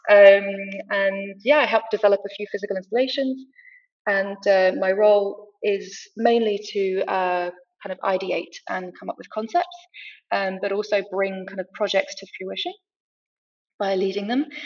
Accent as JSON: {"language": "English", "region": "Rio de Janeiro", "country": "Brazil", "tie": "born or raised there", "also_born_or_lived": "France / United Kingdom", "said": "uh, Franco British, and I grew up in Brazil in Rio. Um, I've also lived kind of my whole life between all three countries."}